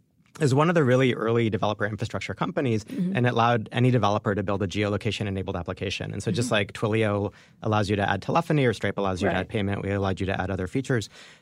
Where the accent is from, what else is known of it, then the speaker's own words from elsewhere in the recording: Jerusalem, Jerusalem District, Israel; born there; Yeah, I was born in Jerusalem.